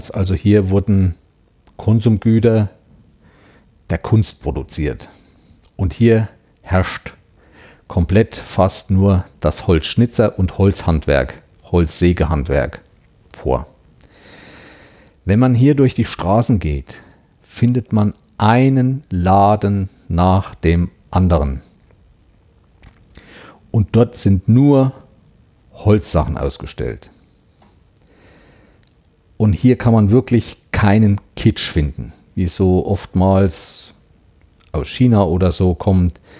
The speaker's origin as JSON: {"language": "German", "region": "Thuringia", "country": "Germany", "said": "Was mir auch aufgefallen ist, bei uns in Thüringen oder auch in anderen Gegenden zu Weihnachten stehen auch Schwibbögen in den Fenstern."}